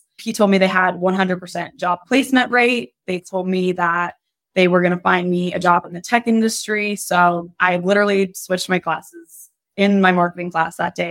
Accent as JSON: {"language": "English", "area": "Fairfax and Loudoun County", "region": "Virginia", "country": "United States", "tie": "born or raised there", "said": "Oh, I grew up in Fairfax and Loudoun County."}